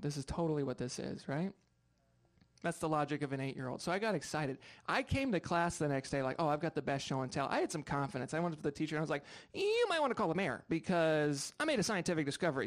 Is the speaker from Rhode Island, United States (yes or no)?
yes; Rhode Island, United States; now in Seattle, United States; I'm from uh, Rhode Island